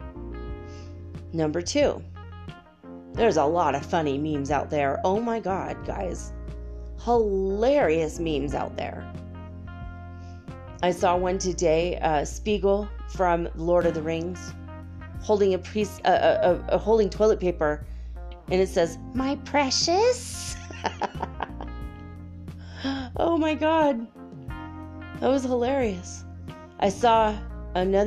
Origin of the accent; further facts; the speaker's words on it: United States; I'm an American, you know, it's like almost like born and bred into us for 200 years.